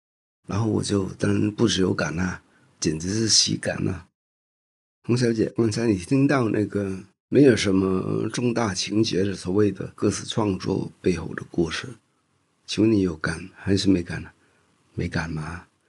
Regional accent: Hong Kong; moved away as an adult; now in Taiwan; 因为那个时候我们还没有过来台湾，我是生在香港

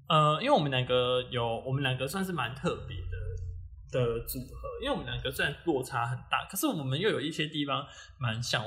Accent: Kaohsiung, Taiwan; 我本身是高雄人

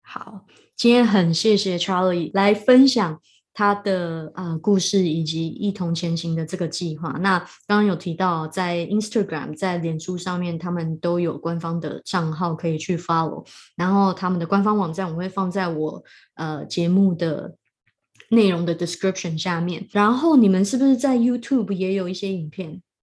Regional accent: Taiwan; 身为一个台湾人

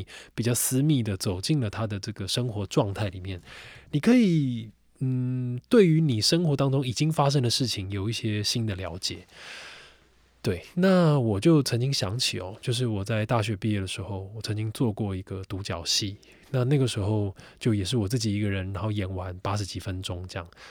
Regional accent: Taipei, Taiwan; 即便我是台北人，我觉得我都没有办法说我真的这么全面的了解台北的夜生活是什么

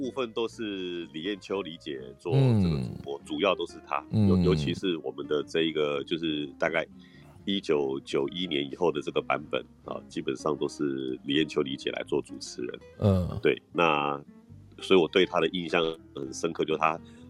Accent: Taiwan; 对啊，其实我是台湾人啊，我讲台语嘛就好诶。

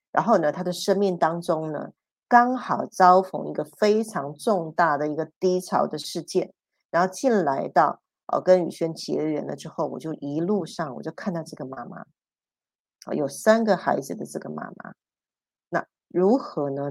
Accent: Taiwan; 我们是外省人，我是外省第二代，我们的骨气是打死是不屈的

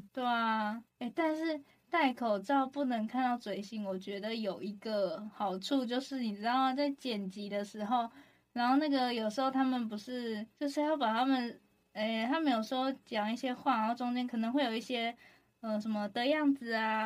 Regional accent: Taoyuan, Taiwan; 我桃园人啊

